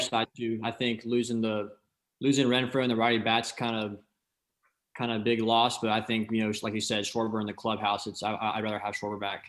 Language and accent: English; Atlanta, Georgia, United States; I'm from the Atlanta area